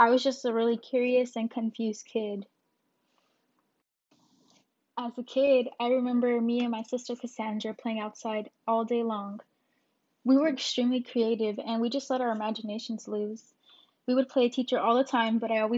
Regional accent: Phoenix, Arizona, United States; I was born in Phoenix, Arizona.

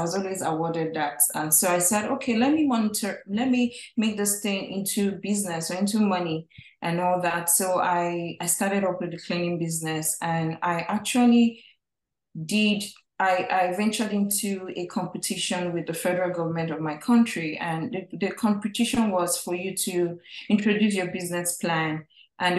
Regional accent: Nigeria; moved away as an adult; now in United States; I'm originally from Nigeria, from a family of five

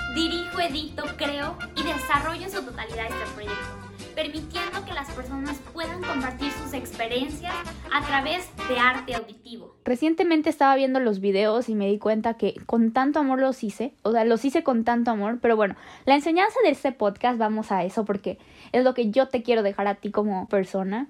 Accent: Mexico; somos muchos mexicanos que buscan una oportunidad

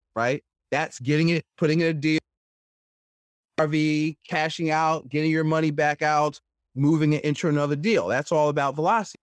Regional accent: Philadelphia, Pennsylvania, United States; I'm born and raised in Philadelphia, uh, so not West Philly, like Fresh Prince, North Philly

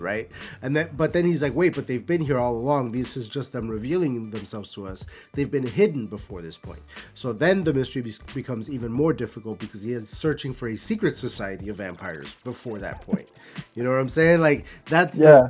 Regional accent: Buffalo, New York, United States; I'm from Buffalo

